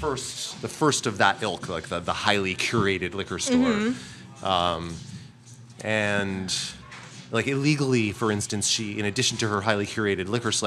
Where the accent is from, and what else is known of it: Boston, Massachusetts, United States; now in Brooklyn, United States